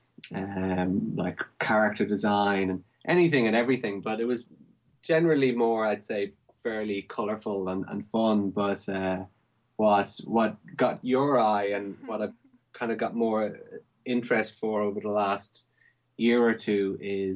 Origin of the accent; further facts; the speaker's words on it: Ireland; moved away as an adult; now in Berkhamsted, United Kingdom; I'm originally from Ireland, but I've been living here for about 6.5 years now